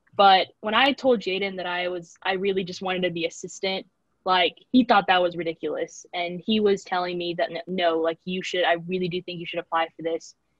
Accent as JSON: {"language": "English", "town": "Corpus Christi", "region": "Texas", "country": "United States", "also_born_or_lived": "San Marcos, Texas", "moved": "as an adult", "said": "I'm originally from Corpus Christi, Texas"}